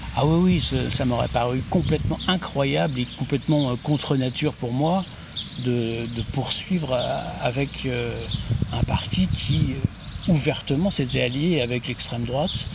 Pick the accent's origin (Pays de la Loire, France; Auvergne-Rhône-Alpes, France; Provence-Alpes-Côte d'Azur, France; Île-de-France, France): Pays de la Loire, France; Guérande; also born or lived in Nantes; now in Sucé-sur-Erdre, France; je suis né à Guérande